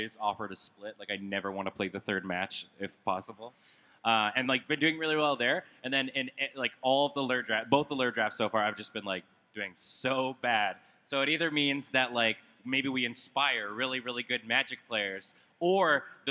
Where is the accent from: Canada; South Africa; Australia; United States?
Canada; we're from Canada